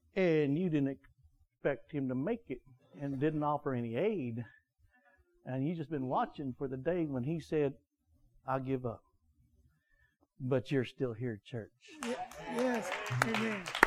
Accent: United States; we're American

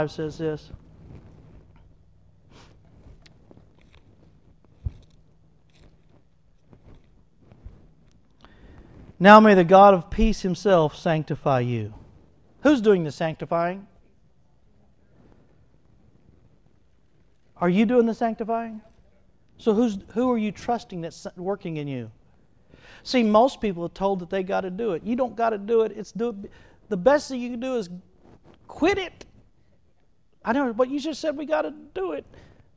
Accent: Texas, United States; I quit being a Texan a long time ago

